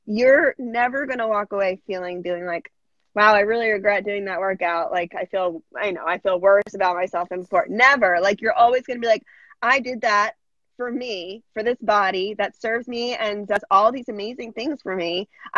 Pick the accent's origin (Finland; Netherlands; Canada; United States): United States; Massachusetts; now in New York, United States